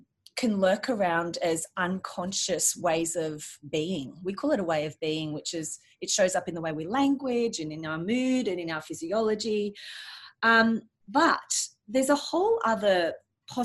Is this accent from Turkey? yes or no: no; Australia; being Australian